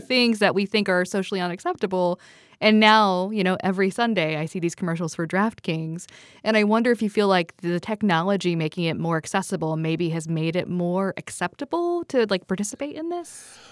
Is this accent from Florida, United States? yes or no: no; Southern Ohio, United States; I'm from Southern Ohio